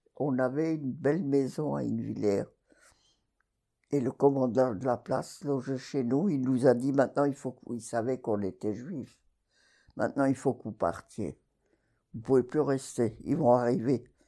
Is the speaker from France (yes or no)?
yes; Bas-Rhin, Alsace, Grand Est, France; moved away; also born or lived in Montpellier; Je suis née à Yvider, qui est dans le Bas-Rhin. C'est entre Strasbourg et Sarreguemines